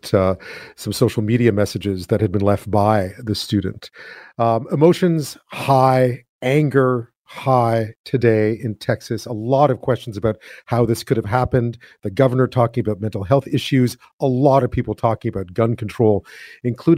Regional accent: Montreal, Quebec, Canada; moved away; I'm from Montreal, so not too far away

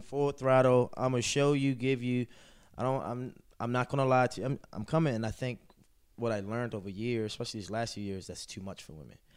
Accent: Baltimore, Maryland, United States; I'm from Baltimore City. Baltimore City is a tough city

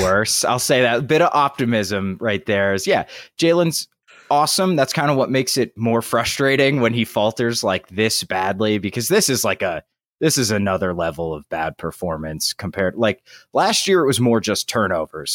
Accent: West Virginia, United States; my home state of West Virginia

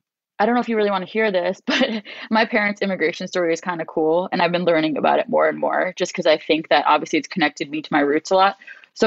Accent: New York City, New York, United States; also born or lived in New Jersey / London; they dropped me off to my grandparents' house when I was a month old in Brooklyn. And I grew up with my grandparents out in Brooklyn until I was like six.

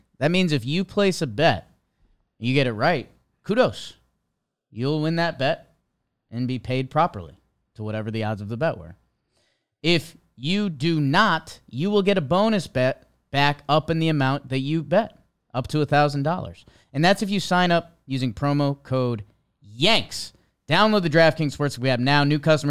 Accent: Ohio, United States; I grew up in Ohio.

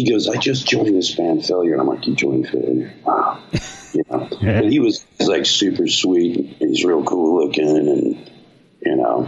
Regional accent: Wichita, Kansas, United States; I grew up in Wichita, Kansas

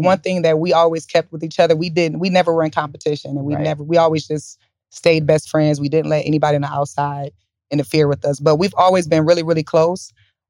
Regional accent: Lansing, Michigan, United States; moved away as an adult; now in Atlanta, United States; We're from Michigan. We're from Lansing, Michigan. So we've been in Atlanta 13 years now.

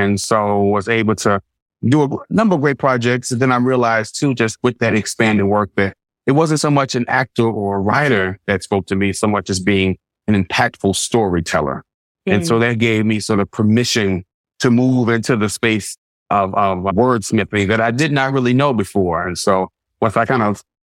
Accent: Baton Rouge, Louisiana, United States; moved away as an adult; now in Los Angeles, United States; I was born and raised in Baton Rouge, moved to Los Angeles on the cusp of my 30th birthday.

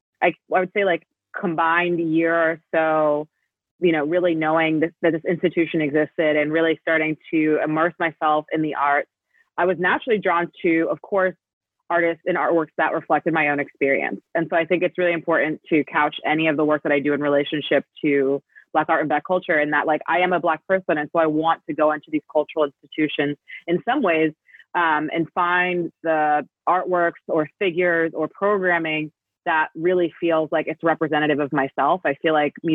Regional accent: New Jersey, United States; growing up in New Jersey

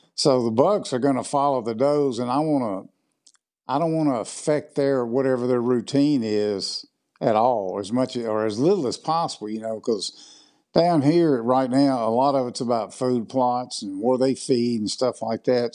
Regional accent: Southwest Mississippi, United States; moved away as an adult; now in West Point, United States; I was born and raised in Mississippi down in the, kind of the southwest part. I live up in the northeast part now

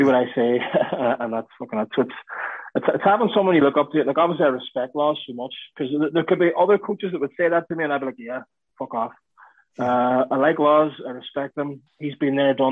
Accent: Ireland; being Irish

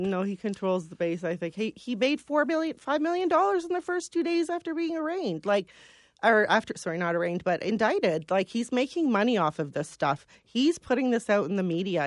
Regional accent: London, Ontario, Canada; I was born in London.

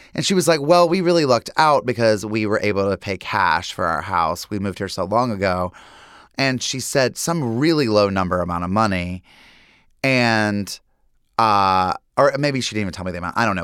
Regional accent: Lincolnton, North Carolina, United States; Growing up in Lincolnton, North Carolina, there was Sally's Bridge

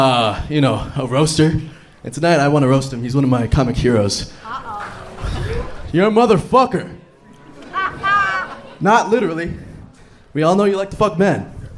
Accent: Los Angeles, California, United States; also born or lived in South Texas; I'm from both valleys. I'm from Los Angeles, and I'm from South Texas. 956.

